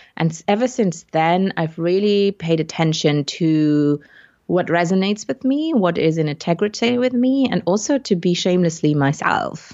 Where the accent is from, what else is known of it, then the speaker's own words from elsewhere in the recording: Luxembourg; English is a second language; also born or lived in United Kingdom; came back to my home country, which is Luxembourg in Europe, to become an English teacher